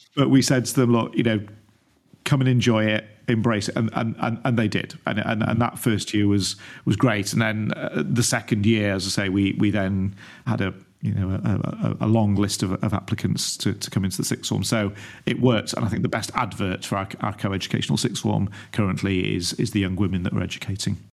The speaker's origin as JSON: {"language": "English", "town": "Stockport", "region": "North West England", "country": "United Kingdom", "tie": "born or raised there", "moved": "yes", "said": "born and brought up in Stockport, suburb of Greater Manchester"}